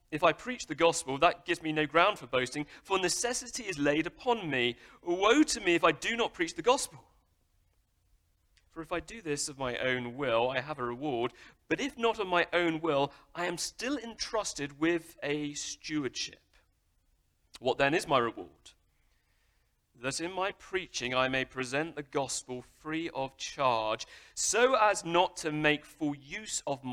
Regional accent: United Kingdom; I'm British

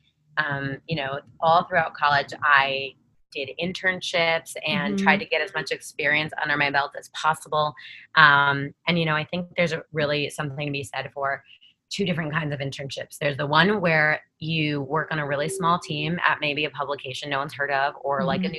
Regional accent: New Jersey, United States; I was born and raised in New Jersey

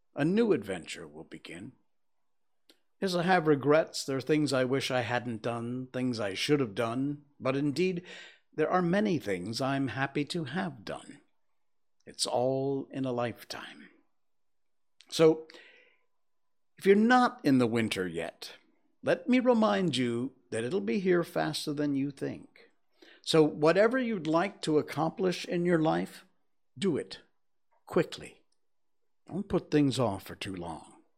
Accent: Connecticut, United States; my home state, Hartford, Connecticut

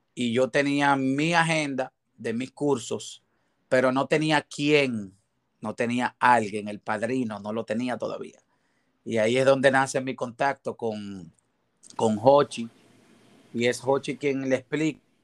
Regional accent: Bajos de Haina, San Cristóbal, Dominican Republic; also born or lived in Santo Domingo; Yo nazco en Santo Domingo, un 3 de agosto del 82, tengo 40 años eh, soy nativo de Jaina

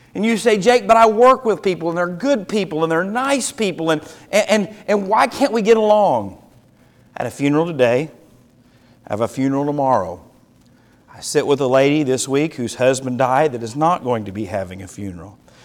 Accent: United States; As an American

